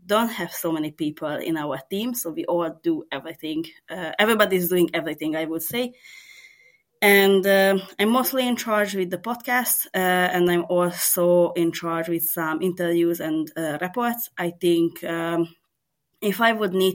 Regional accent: Serbia; first language Hungarian; English is a second language; I'm actually from Serbia, but I'm an ethnic minority. So I'm working mostly in my mother language, which is Hungarian

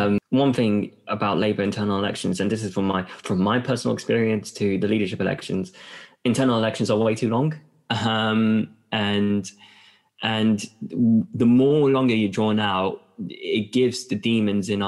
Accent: London, United Kingdom; as a Londoner, someone from the dirty south

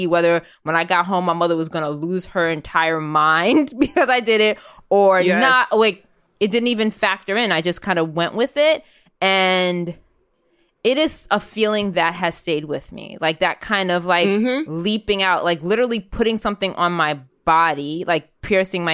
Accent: New York City, New York, United States; I'm a kid that grew up in New York City

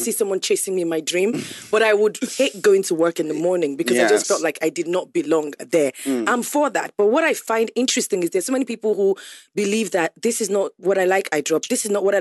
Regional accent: Ondo, Nigeria; I'm from Ondo State

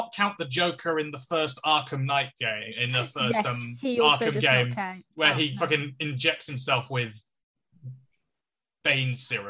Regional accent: United Kingdom; what's this British guy doing? Because I was coming up from America.

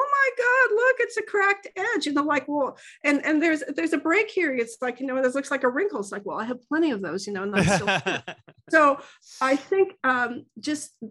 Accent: Santa Barbara, California, United States; now in Port Angeles, United States; I grew up in Santa Barbara

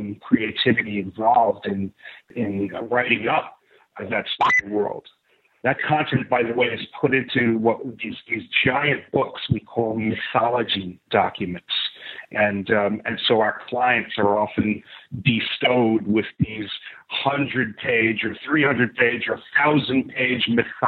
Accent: New York City, New York, United States; growing up in New York City in the late 1960s and early 70s

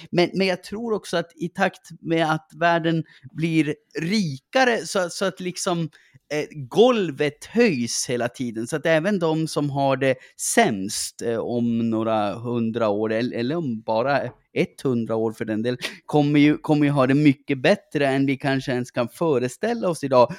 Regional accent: Gällivare, Norrbotten County, Sweden; accent: norrländska; jag växte upp i eh, Gällivare

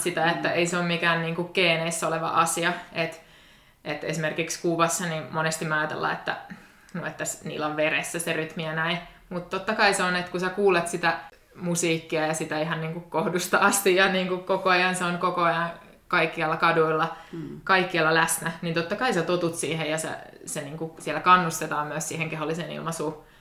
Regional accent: Tampere, Pirkanmaa, Finland; moved away as an adult; now in Turku, Finland; mä oon Tampereelta kotoisin

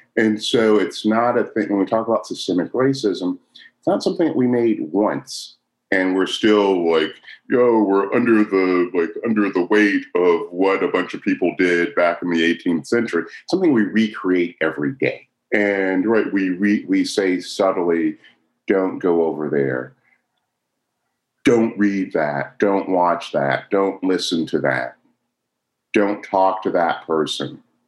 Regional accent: Chicago, Illinois, United States; I was born in Chicago.

